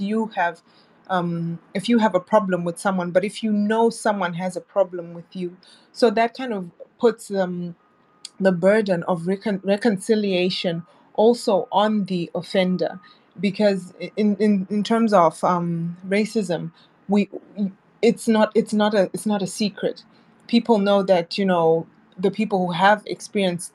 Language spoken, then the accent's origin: English; Zimbabwe; moved away; I'm originally from Zimbabwe